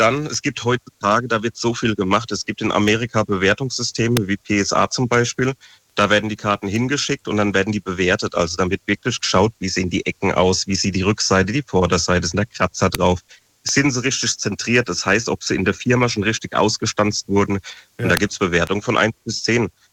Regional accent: Frankenthal, Rhineland-Palatinate, Germany; ich bin ja aus Frankenthal

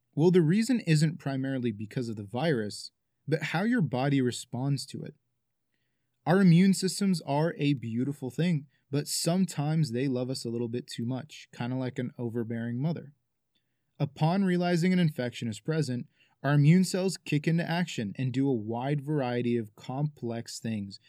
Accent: Arizona, United States; My home state of Arizona

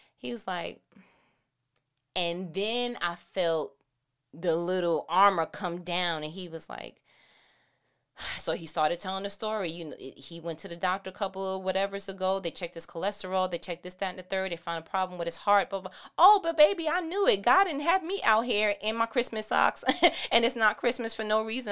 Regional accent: New York, United States; I'm from New York

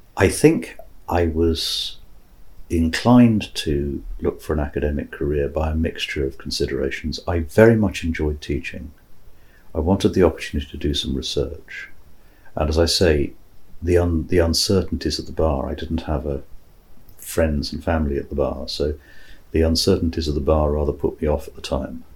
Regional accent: Singapore; moved away; growing up in Singapore

